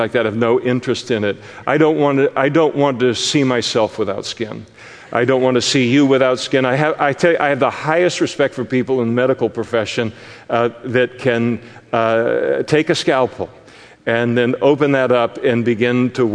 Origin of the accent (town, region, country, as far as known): Scotland, United Kingdom